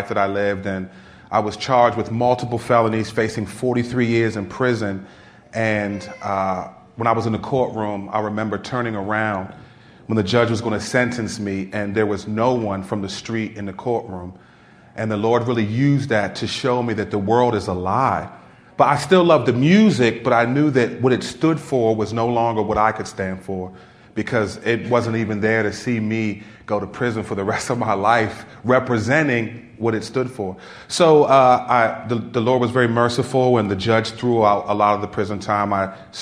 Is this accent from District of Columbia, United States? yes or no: yes; Washington, District of Columbia, United States; I grew up in ghettos in Washington, D.C. area